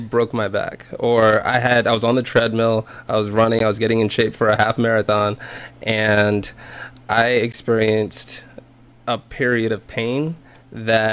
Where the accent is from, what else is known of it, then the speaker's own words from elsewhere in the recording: South Carolina, United States; I grew up in South Carolina